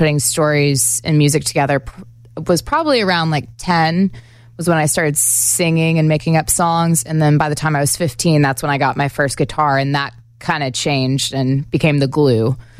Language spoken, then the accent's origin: English; Texas, United States; also born or lived in Carolina / Memphis / New York; I'm originally from Texas.